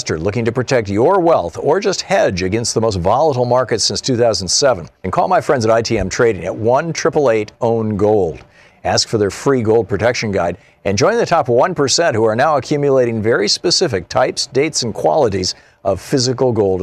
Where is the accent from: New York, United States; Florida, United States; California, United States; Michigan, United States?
Michigan, United States; moved away; also born or lived in Germany; I grew up in Michigan, which is one of the cloudiest states in the United States